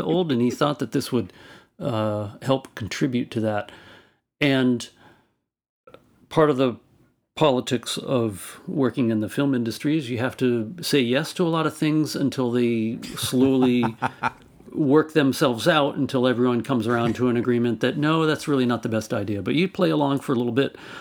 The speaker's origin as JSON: {"language": "English", "town": "Albany", "region": "California", "country": "United States", "tie": "born or raised there", "said": "my hometown of Albany, California."}